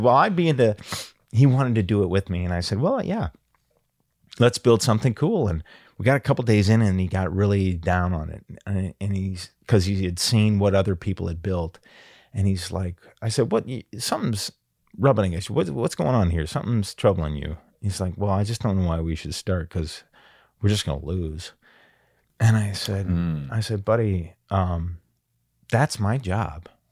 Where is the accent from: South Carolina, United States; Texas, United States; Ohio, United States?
Ohio, United States; Perrysburg; I loved growing up in Perrysburg, Ohio, and I had, I grew up across the street from a baseball diamond